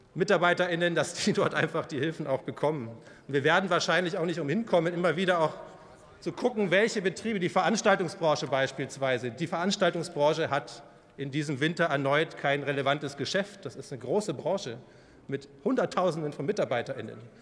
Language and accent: German; Bavaria, Germany; Ich komme aus Bayern